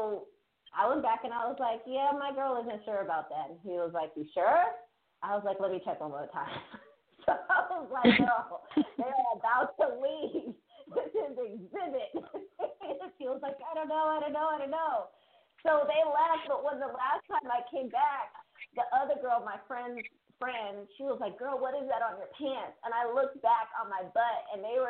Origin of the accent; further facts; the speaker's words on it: Bay Area, California, United States; I grew up in the Bay Area in California